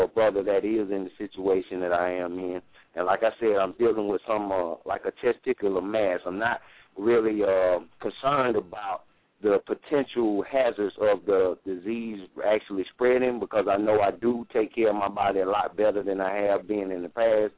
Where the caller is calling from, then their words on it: Greenville, South Carolina, United States; I'm calling from Greenville, South Carolina